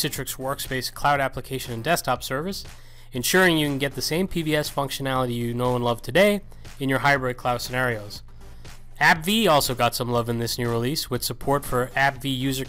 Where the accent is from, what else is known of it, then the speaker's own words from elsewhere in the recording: Galway, Connacht, Ireland; moved away; I just got back from a trip to my hometown